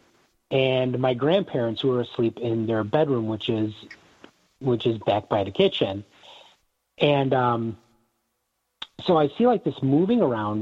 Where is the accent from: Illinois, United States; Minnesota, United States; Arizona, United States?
Illinois, United States; Northern; accent: thick North Side; I've been told that I have a very thick North Side accent.